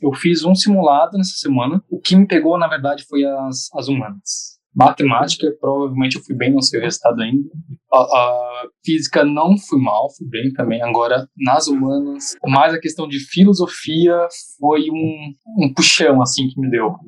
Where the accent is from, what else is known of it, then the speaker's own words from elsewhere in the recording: Santa Catarina, Brazil; eu de Santa Catarina